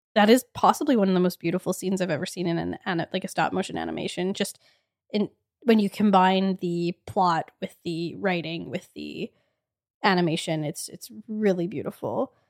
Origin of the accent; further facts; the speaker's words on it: Edmonton, Alberta, Canada; we are from Edmonton.